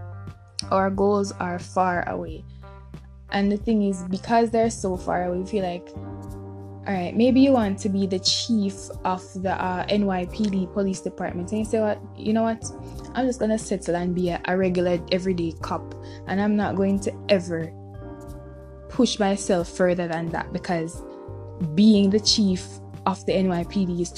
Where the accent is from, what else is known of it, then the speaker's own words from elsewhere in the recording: Jamaica; us as Jamaican people